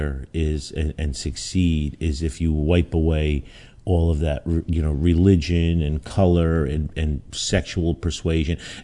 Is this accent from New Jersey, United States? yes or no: yes; Newark, New Jersey, United States; also born or lived in Belleville, New Jersey; growing up in Newark and then Belleville in a racially poor neighborhood